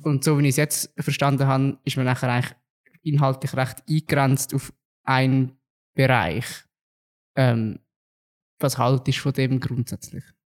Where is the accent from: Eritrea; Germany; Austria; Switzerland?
Switzerland; Zug; Im Zug war es mal so gewesen, also dort, wo ich herkomme